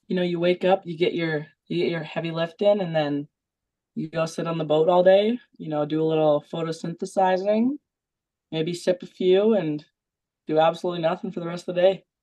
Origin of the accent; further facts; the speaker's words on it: Western Canada, Canada; I think we're pretty tough from Western Canada. I'd vouch for us.